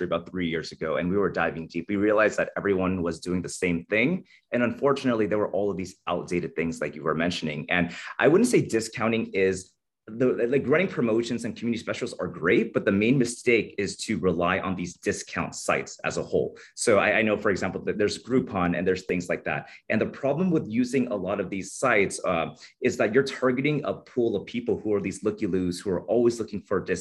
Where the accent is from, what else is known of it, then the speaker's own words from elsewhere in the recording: California, United States; moved away as an adult; now in Las Vegas, United States; I was born and raised in California